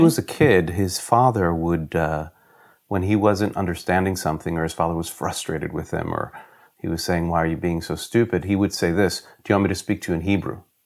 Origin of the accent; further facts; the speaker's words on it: New York, United States; now in France; I was born in New York, in the United States, and I moved to France in nineteen ninety-nine.